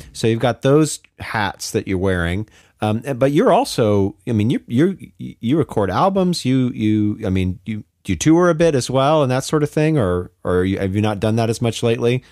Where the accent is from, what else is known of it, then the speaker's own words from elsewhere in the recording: Pacific Northwest, United States; I'm from the Pacific Northwest originally as well.